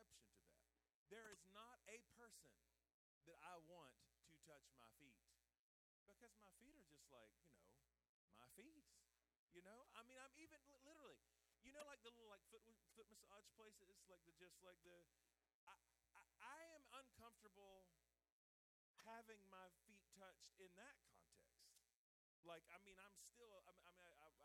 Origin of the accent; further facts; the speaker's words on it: the South, United States; I'm from the South